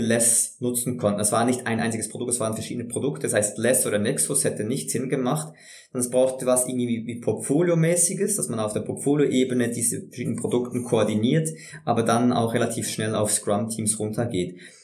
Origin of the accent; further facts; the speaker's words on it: Switzerland; bei uns in der Schweiz